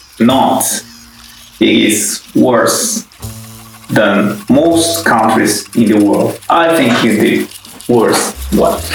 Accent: Brazil; moved away as an adult; also born or lived in London, United Kingdom; now in Helsinki, Finland; I come from Brazil. That's where I was born. And I've been living in Europe for quite a long time now. Firstly in London, and now between Helsinki and London.

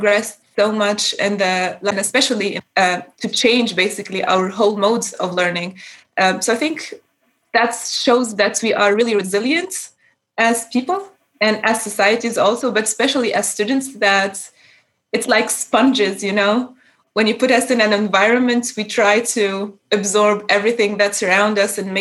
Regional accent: Tunisia; first language Arabic; English is a second language; moved away as an adult; now in Darmstadt, Germany; I'm a student from, based in Germany right now. I'm originally from Tunisia

